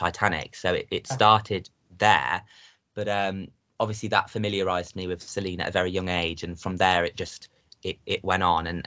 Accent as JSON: {"language": "English", "town": "Coventry", "region": "West Midlands", "country": "United Kingdom", "said": "I'm from a place called Coventry in England"}